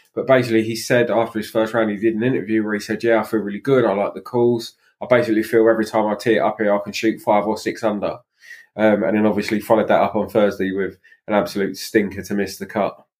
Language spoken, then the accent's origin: English; England, United Kingdom; being English